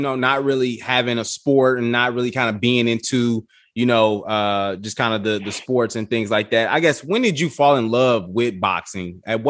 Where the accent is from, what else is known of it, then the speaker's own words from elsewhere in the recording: Chicago, Illinois, United States; moved away; Yeah, I'm from the Chicago area. Grew up there. My family's still back there.